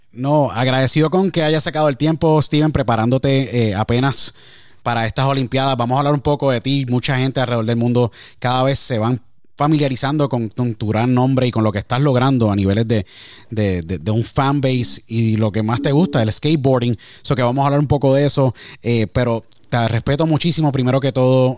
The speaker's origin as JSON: {"language": "Spanish", "town": "San Juan", "country": "Puerto Rico", "tie": "born or raised there", "moved": "yes", "said": "desde mi casa en Puerto Rico cuando radicaba y donde me crié en San Juan, Puerto Rico"}